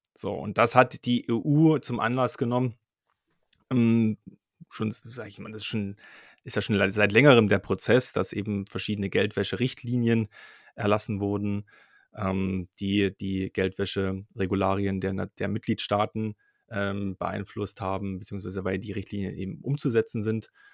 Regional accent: Dresden, Saxony, Germany; Ich komme aus Dresden

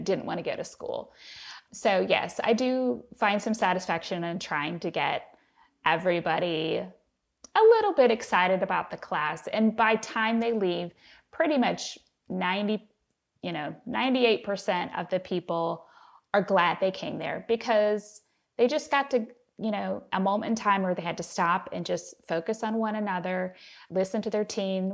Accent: Cincinnati, Ohio, United States; I am a city girl, so I grew up in Cincinnati, and I married a country boy.

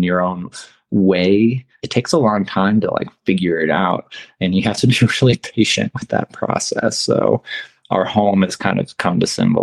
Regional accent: Ohio, United States; now in Reno, United States; I grew up in Ohio

